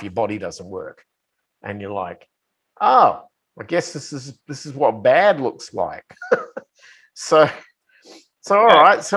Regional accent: Australia; moved away as an adult; now in United States; I bought a house back in my hometown. I tried to reacclimatize myself with my friends and, you know, people I grew up

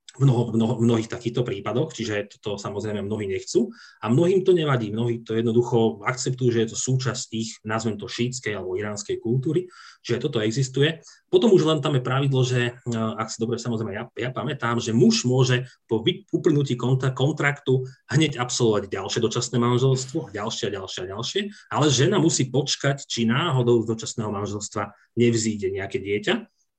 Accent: Slovakia; pýtala sa, odkiaľ som, a keď som povedal Slovakia

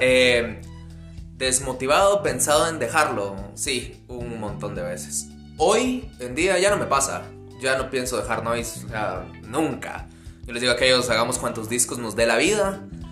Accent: Amatitlán, Guatemala Department, Guatemala; nosotros somos de Matitlán, que está como un poco lejos de la capital

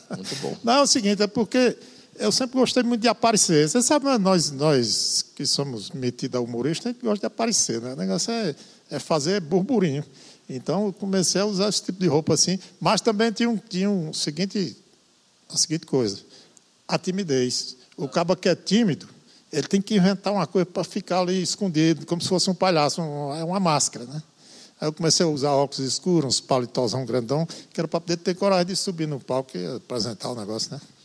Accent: interior of Ceará, Brazil; eu como nordestino

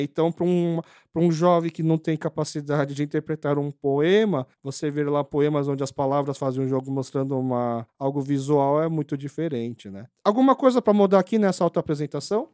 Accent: Brazil; accent: Kyopo; vim do Brasil

